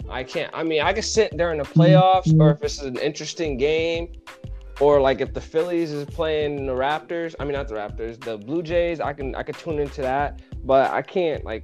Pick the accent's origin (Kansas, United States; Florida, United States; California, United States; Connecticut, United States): Connecticut, United States; I'm from Connecticut